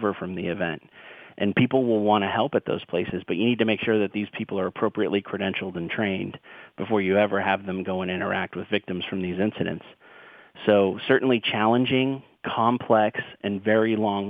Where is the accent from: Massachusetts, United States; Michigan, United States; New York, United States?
Massachusetts, United States; Boston; I'm from Boston